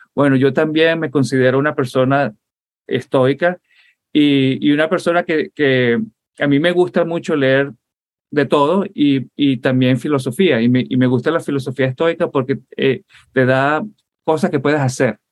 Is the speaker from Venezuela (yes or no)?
yes; Puerto La Cruz, Anzoátegui, Venezuela; also born or lived in Caracas, Venezuela / Fort Lauderdale, Florida, United States; now in United States; Y entonces yo pasé la infancia, y crecí, para mí Venezuela es el oriente. Yo crecí en Puerto La Cruz, en Barcelona